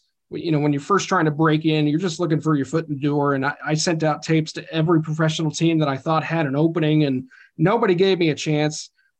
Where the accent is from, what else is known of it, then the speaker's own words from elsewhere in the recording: Chicago, Illinois, United States; moved away as an adult; also born or lived in Pennsylvania / Montana; now in Wichita, United States; I grew up in Chicago